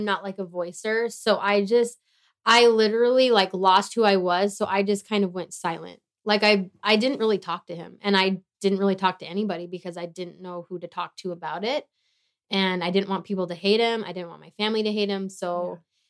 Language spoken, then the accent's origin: English; Tehachapi, California, United States; moved away; I went back to Tehachapi, good old T-town, with my parents.